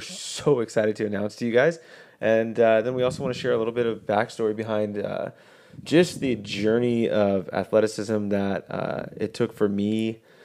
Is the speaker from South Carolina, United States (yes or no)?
no; Colorado, United States; We grew up in Colorado.